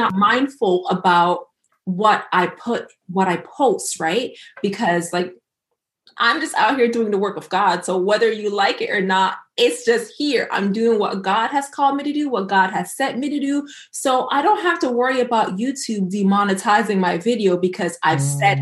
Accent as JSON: {"language": "English", "country": "Jamaica", "said": "being Jamaican"}